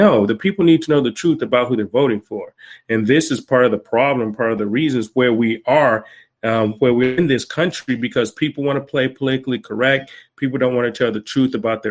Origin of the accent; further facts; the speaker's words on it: Cleveland, Ohio, United States; I'm originally from Cleveland, Ohio, but my wife is from Milwaukee